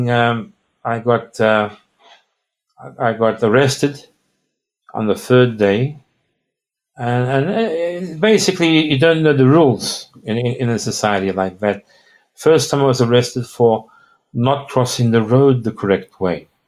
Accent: Australia; and, I'm telling him I'm from Australia.

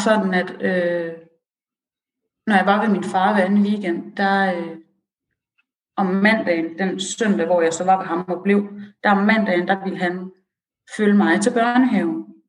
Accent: Aarhus, Central Denmark Region, Denmark; also born or lived in Iran; jeg er oprindelig fra Aarhus

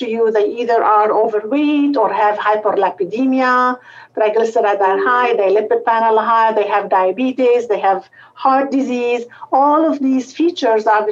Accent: Lebanon; moved away as an adult; also born or lived in Beirut, Lebanon; now in Cleveland, United States; So I was born in Lebanon, and I did medical school at the French University, St. Joseph University in Beirut.

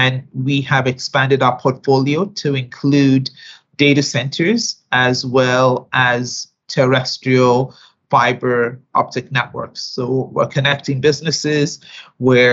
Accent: Nigeria; moved away as an adult; also born or lived in United States / New York; I am a Nigerian woman by birth

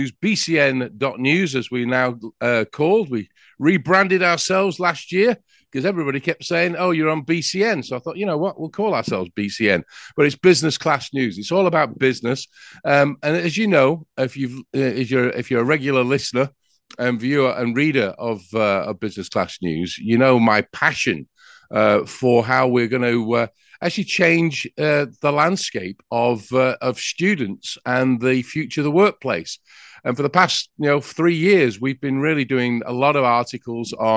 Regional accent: England, United Kingdom; now in United States; I'm from England with that accent that I have.

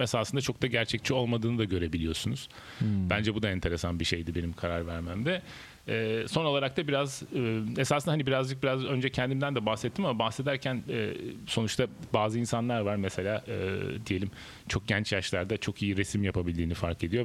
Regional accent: Denizli, Turkey; moved away as an adult; also born or lived in Izmir; now in Istanbul, Turkey; normalde Denizliliyim. Denizli İzmir arası biraz küçükken hayatım geçti.

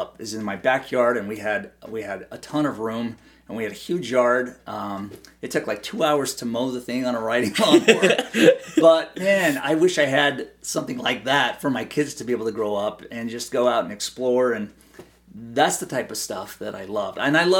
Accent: Idaho, United States; I think that just growing up in Idaho, I think it's made me a more simple person.

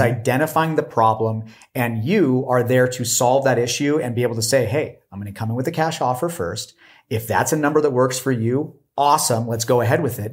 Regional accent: Los Angeles, California, United States; moved away; also born or lived in Washington; I was actually from Los Angeles

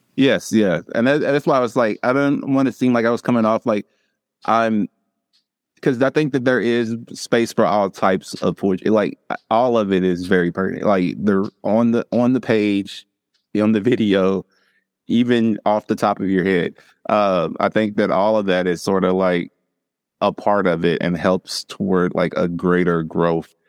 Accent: Louisville, Kentucky, United States; now in Eastern Kentucky, United States; Growing up in Louisville

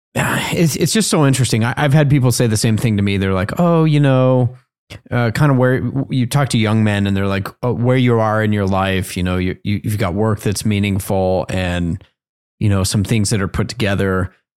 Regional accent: Colorado, United States; I'm from Colorado

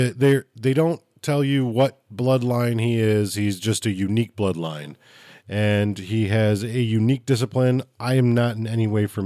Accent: Chicago, Illinois, United States; I'm from Chicago

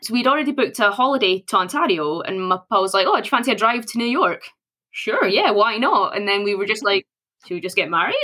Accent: Scotland, United Kingdom; Born and bred in Scotland.

